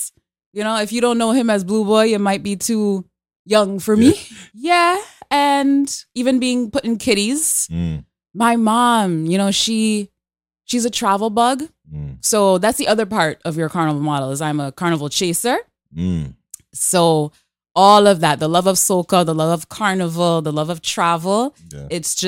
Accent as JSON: {"language": "English", "country": "Canada", "tie": "born there", "said": "So I was born here in Canada. But my earliest memories are my mom taking me down to Trinidad, where my family is from."}